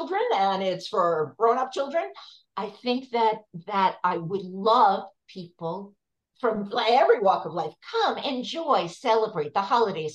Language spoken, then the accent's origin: English; New York, United States; I grew up in New York, and as far as I knew, everyone was Jewish